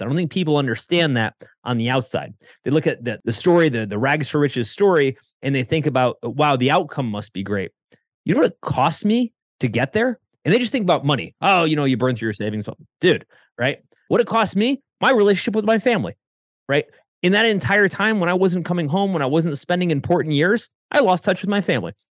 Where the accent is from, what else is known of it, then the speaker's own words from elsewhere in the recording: Connecticut, United States; moved away as an adult; also born or lived in Ohio; I was living in Ohio, I grew up in Connecticut